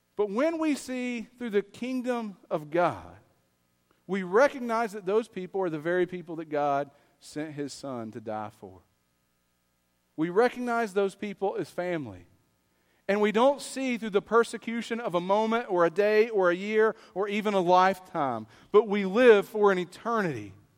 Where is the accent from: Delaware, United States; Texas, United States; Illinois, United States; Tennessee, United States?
Tennessee, United States; East; I'm from East Tennessee